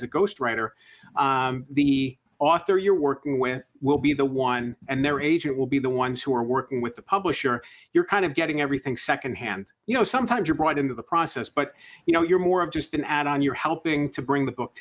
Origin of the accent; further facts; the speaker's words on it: Lancaster, Pennsylvania, United States; did some local coverage in my hometown of Lancaster, Pennsylvania